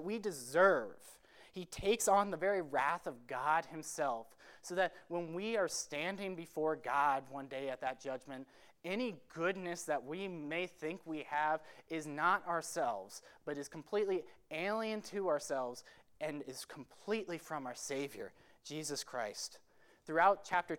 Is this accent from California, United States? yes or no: no; Marco Island, Florida, United States; moved away as an adult; now in Glenside, Pennsylvania, United States; my hometown, Marco Island, Florida